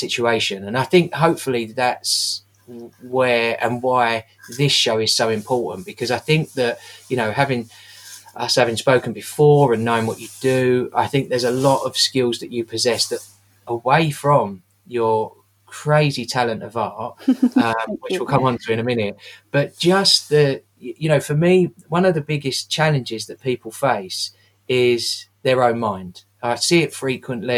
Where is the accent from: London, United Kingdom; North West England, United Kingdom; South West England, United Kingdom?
London, United Kingdom; Growing up in the East End